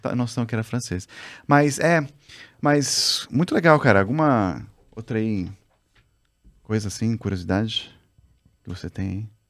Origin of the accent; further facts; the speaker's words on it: Brazil; sou brasileiro